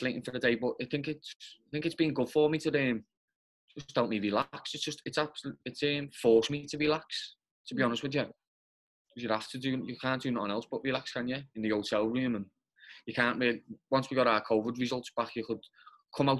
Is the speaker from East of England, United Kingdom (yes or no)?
no; Liverpool, North West England, United Kingdom; because I'm from Liverpool.